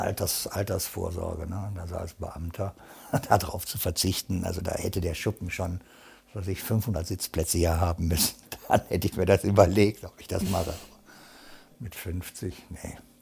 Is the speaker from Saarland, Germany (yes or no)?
no; North Rhine-Westphalia, Germany; now in Sankt Augustin, Germany; ich bin vom linken Niederrhein, deswegen bin ich heute noch Fan von Borussia Mönchengladbach. Und leider gibt es Kaisers Kaffee nicht mehr. Damit bin ich quasi aufgewachsen in der Stadt